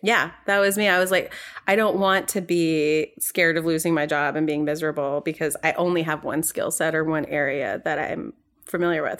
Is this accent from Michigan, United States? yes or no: no; New York, United States; moved away as an adult; also born or lived in North Carolina; I'm from New York originally, and, um, I went to school in North Carolina